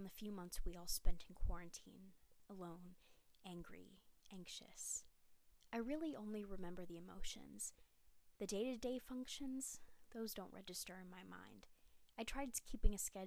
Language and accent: English; Charlotte, North Carolina, United States; I'm from Charlotte, North Carolina